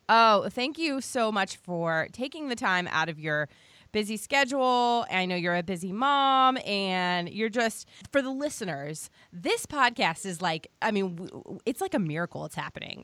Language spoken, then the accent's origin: English; Virginia, United States; I'm from Virginia